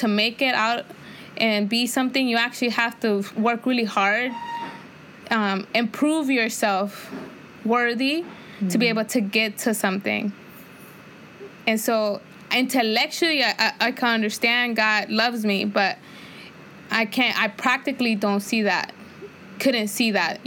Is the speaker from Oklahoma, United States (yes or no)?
no; California, United States; also born or lived in Santa Barbara; I grew up in the inner city, so I grew up around Latinos and black people